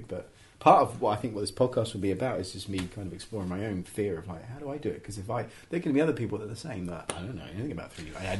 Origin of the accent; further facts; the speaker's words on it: England, United Kingdom; I'm very English, I'm very couched in that kind of traditional thing, quite a conservative background